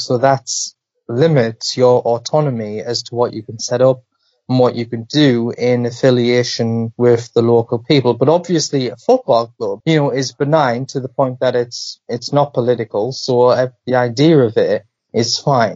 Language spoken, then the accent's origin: English; the Northeast, North East England, United Kingdom; I'm traditionally from the Northeast.